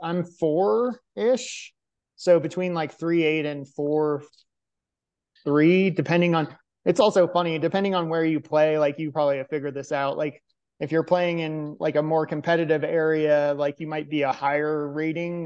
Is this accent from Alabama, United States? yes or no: no; Arlington, Virginia, United States; professional marathon and ultra marathon runner from Arlington, Virginia